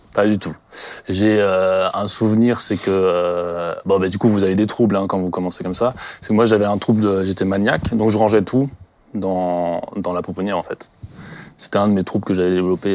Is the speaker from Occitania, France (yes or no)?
no; Colmar, Grand Est, France; je viens du secteur de Colmar